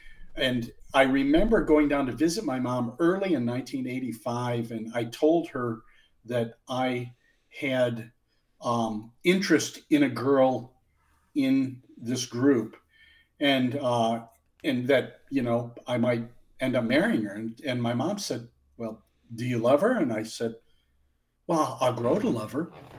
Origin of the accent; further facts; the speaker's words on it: Omaha, Nebraska, United States; born there; I was born in Omaha in 1963.